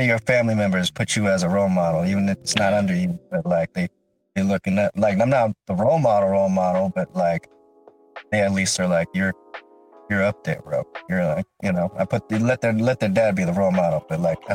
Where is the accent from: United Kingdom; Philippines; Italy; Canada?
Philippines; I'm Filipino